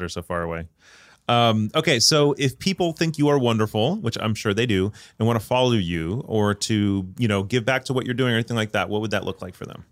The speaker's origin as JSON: {"language": "English", "country": "United States", "said": "as an American"}